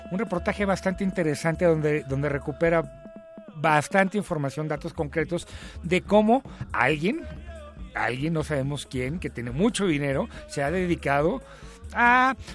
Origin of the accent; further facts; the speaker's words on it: Mexico; siendo mexicano, pensando desde México, viviendo como mexicano, organizándose pues, este, políticamente como mexicano o mexicana